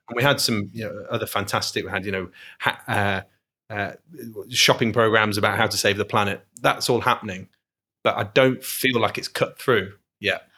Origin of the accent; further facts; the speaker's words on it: Manchester, North West England, United Kingdom; moved away as an adult; now in Glasgow, United Kingdom; I'm not Glaswegian, I'm not Scottish, um, but I'm you know I'm British, and I uh, to be honest, it could have it could have been my home city, Manchester